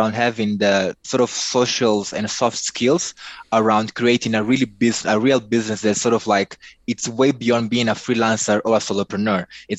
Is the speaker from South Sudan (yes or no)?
no; Nampula, Mozambique; moved away as an adult; also born or lived in central Mozambique; now in Maputo, Mozambique; I was born in Mozambique, in the north of the country, in a small town called Nampula. My parents are both from there, but they're quite mixed in terms of their background. I lived there till I finished my high school.